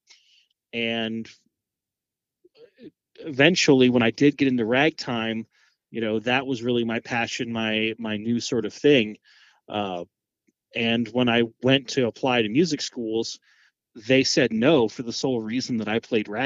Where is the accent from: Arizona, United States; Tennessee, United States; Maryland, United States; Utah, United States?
Maryland, United States; Annapolis; moved away as an adult; now in Rockhill Furnace, United States; I grew up just outside of Annapolis, Maryland, right on the Chesapeake Bay